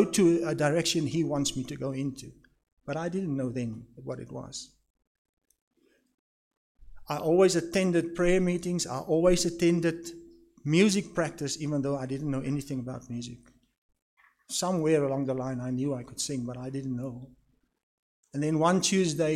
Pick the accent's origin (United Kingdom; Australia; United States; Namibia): Namibia; Swakopmund, Erongo; also born or lived in Walvis Bay; I grew up in Swakop. I was born in Walvis Bay